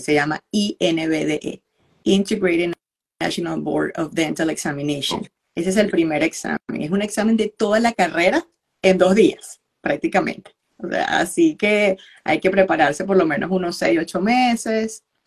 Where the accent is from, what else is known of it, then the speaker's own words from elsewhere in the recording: Valencia, Carabobo, Venezuela; moved away as an adult; also born or lived in near El Paso, Texas; now in United States; yo soy ontólogo ortodoncista de Venezuela, de Valencia